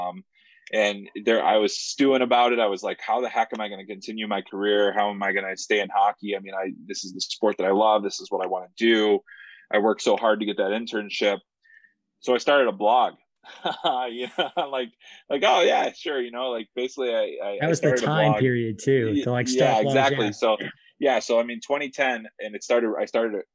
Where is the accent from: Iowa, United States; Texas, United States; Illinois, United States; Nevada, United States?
Illinois, United States; Chicago; I actually grew up on the southwest side of Chicago